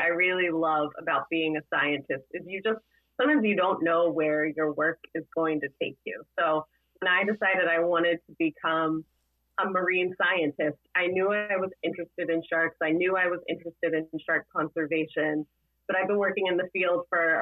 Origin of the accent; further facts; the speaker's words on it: Florida, United States; now in Massachusetts, United States; I grew up in Florida